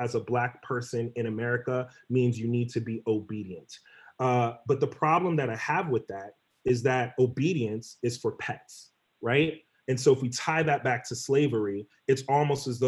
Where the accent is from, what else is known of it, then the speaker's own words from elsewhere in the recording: New York City, New York, United States; also born or lived in Elmont, New York; I grew up in New York. And grew up in various communities, Jamaica, Queens, Elmont, New York, the Bronx, Brooklyn